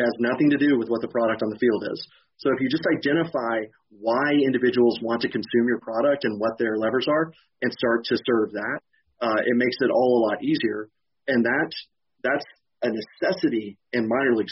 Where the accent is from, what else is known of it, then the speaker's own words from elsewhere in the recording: Western Kentucky, United States; moved away; I grew up in Western Kentucky in a small town